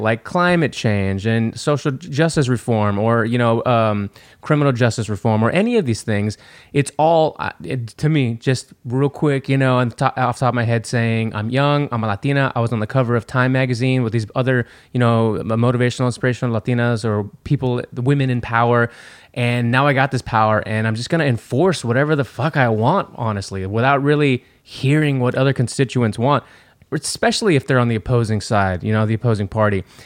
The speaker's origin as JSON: {"language": "English", "region": "Texas", "country": "United States", "said": "we're from Texas"}